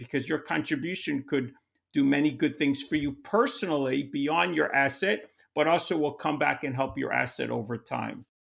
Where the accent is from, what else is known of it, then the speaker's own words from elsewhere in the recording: New York, United States; I'm from New York